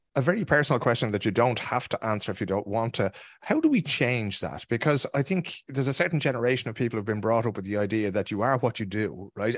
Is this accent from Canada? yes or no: no; Ireland; Irish people like ourselves